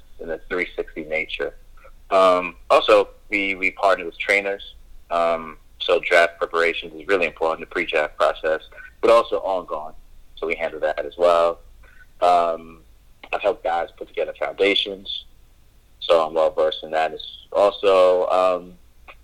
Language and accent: English; New York, United States; I'm from New York.